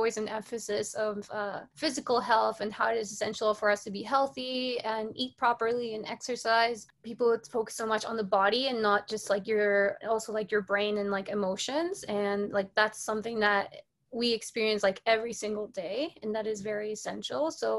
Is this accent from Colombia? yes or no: yes; Colombia; English is a second language; moved away; I'm an immigrant. I came from Colombia